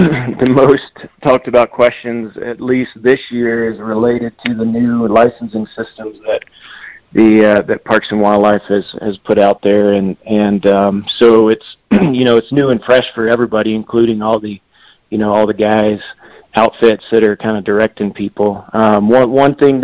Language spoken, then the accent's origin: English; Fort Valley, Virginia, United States; moved away as an adult; also born or lived in Blacksburg, Virginia; now in Colorado, United States; I grew up in Virginia, the Shenandoah Valley, Virginia, a little town called Fort Valley, Virginia